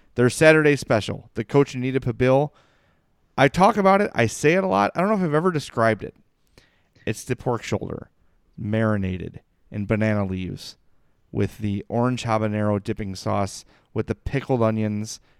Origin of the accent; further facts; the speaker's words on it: Chicago, Illinois, United States; growing up on the South Side